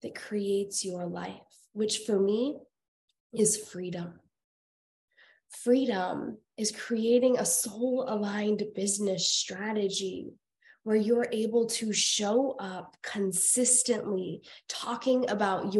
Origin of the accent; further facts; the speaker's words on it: Iowa, United States; moved away; also born or lived in Colorado; I was born and raised in Iowa.